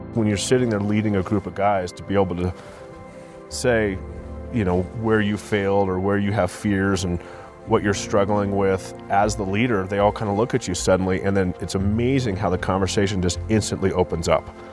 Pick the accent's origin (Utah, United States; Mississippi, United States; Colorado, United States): Colorado, United States; Vail; also born or lived in Denver, Colorado; I grew up in Vail, Colorado